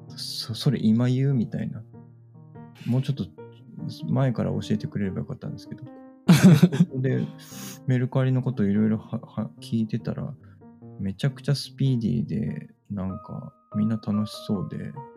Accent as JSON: {"language": "Japanese", "region": "Fukuoka", "country": "Japan", "tie": "born or raised there", "moved": "as an adult", "said": "僕の地元が今宿なんですよ"}